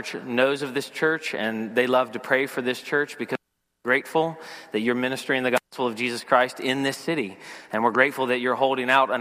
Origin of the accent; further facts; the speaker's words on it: Lower Alabama, United States; now in Philadelphia area, United States; I grew up in L.A., Lower Alabama, the deep south, the real L.A.